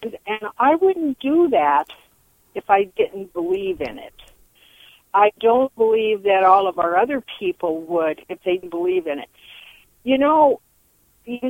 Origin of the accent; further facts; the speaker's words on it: Eugene, Oregon, United States; now in Albany, United States; I was born in Eugene. I have been around here all my life in different parts.